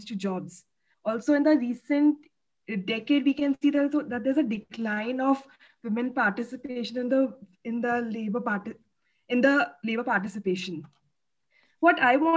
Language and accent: English; Moradabad, Uttar Pradesh, India; I'm from Muradabad.